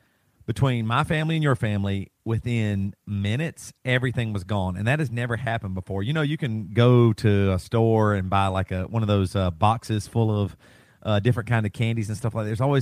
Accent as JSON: {"language": "English", "region": "the South", "country": "United States", "said": "I'm from the South."}